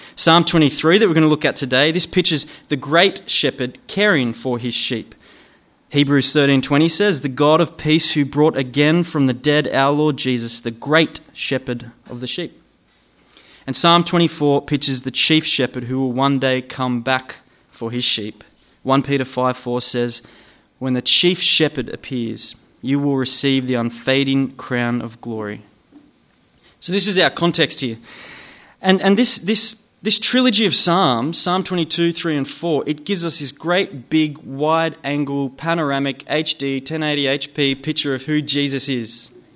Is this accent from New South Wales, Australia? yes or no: yes; Gunnedah, New South Wales, Australia; now in Newcastle, Australia; I grew up in Gunnedah, out west, about four and a half hours northwest from here